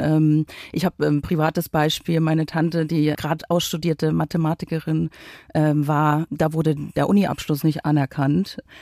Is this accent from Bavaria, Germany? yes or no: no; Uckermark, Brandenburg, Germany; moved away as an adult; also born or lived in West Germany; Ich habe äh, quasi mein halbes Leben äh, im Ostdeutschland verbracht, bin dort aufgewachsen